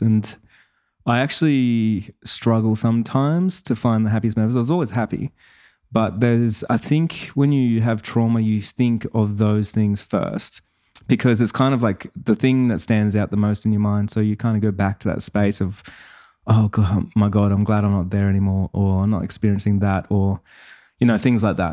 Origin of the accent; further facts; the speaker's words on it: Sydney, New South Wales, Australia; I was born in Sydney